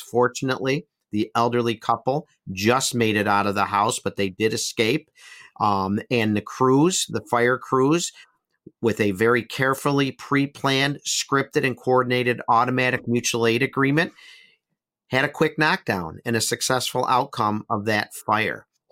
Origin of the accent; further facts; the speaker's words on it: Buffalo, New York, United States; my own hometown, Buffalo, New York